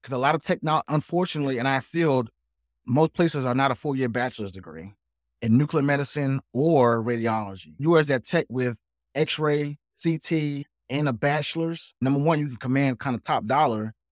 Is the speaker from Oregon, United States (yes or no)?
no; South Carolina, United States; I'm actually from South Carolina